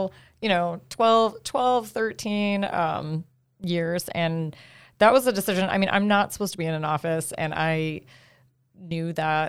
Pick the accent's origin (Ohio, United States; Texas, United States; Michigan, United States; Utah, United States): Ohio, United States; Cleveland; Cleveland. Can you hear it?